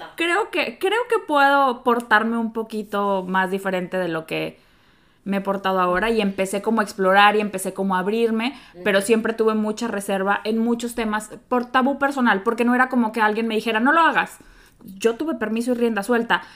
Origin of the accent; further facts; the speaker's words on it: Mexico; como bonita latina, mexicana